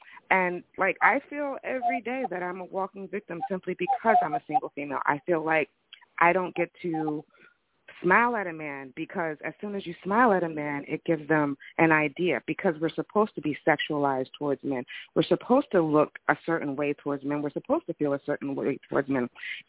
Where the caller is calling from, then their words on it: New Jersey, United States; I'm calling from Jersey.